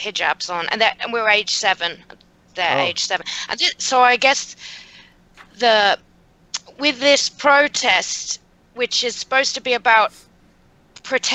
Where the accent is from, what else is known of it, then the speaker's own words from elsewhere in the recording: Birmingham, West Midlands, United Kingdom; moved away as an adult; now in United States; I grew up in Moseley, which is like the next little suburb over.